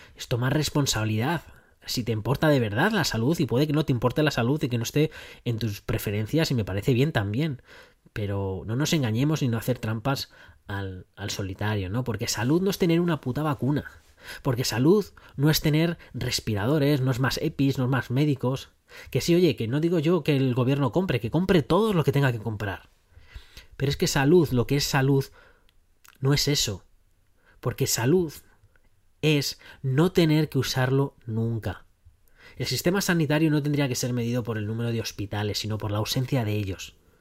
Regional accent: Spain; moved away as an adult; soy un español que está viviendo ahora pues en un país extranjero

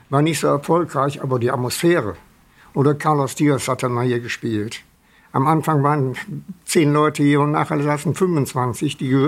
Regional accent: Wuppertal, North Rhine-Westphalia, Germany; Und ich erinnere mich an meine Kindheit auf Wischenhausen. Waren viele Ruinen, der Wupperland, viele Ruinen, Wupperfeld.

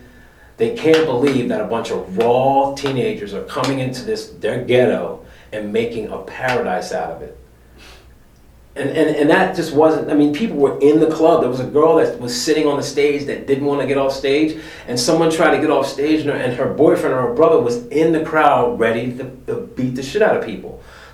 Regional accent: Delaware, United States; also born or lived in Philadelphia, Pennsylvania; I was already used to Philly because I grew up in West Philly and I grew up in Delaware

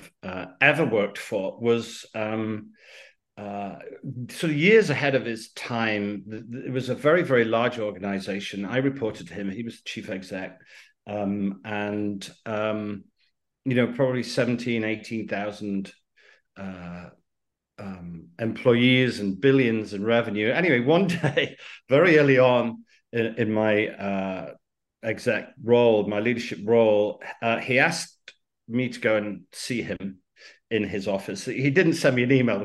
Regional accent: United Kingdom; Out of the UK, you could probably tell by the accent

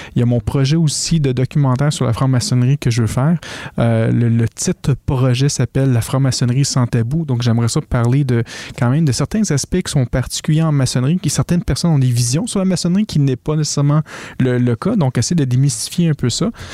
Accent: Quebec, Canada; accent: Québécois (strong); que des petits Québécois décident de parler de maçonnerie, que les Français ont de la misère à nous, entendre des fois parce que mon accent est tellement fort

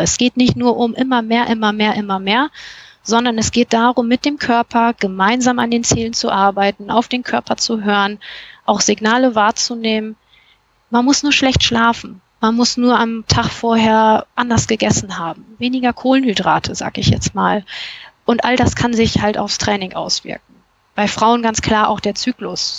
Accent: Cologne, North Rhine-Westphalia, Germany; ich komme aus Köln

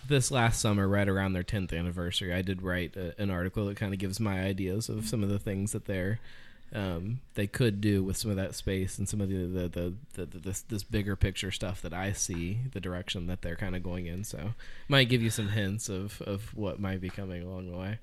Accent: Cincinnati, Ohio, United States; also born or lived in Fairfield, Ohio; I'm from Cincinnati

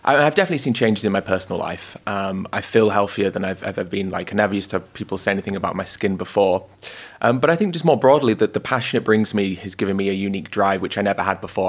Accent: York, Yorkshire and the Humber, United Kingdom; moved away as an adult; now in London, United Kingdom; I was born in York, um, lived there for 18 years

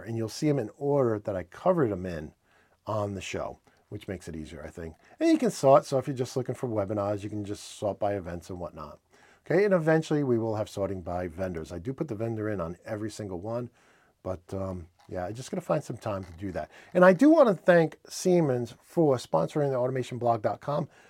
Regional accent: New England, United States; accent: New England; my New England accent

